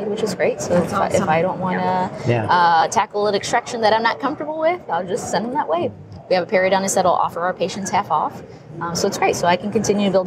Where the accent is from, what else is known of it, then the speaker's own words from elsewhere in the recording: El Paso, Texas, United States; growing up in El Paso, Texas